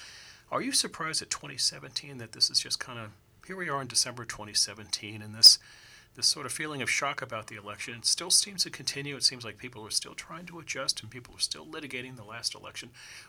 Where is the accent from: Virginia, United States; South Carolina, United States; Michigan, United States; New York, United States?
Virginia, United States; Arlington; moved away as an adult; also born or lived in Washington, D.C.; now in California, United States; I was born here in Washington, D.C. I grew up across the river in Arlington and Alexandria. As I try to explain to people, since I moved to California about 20 years ago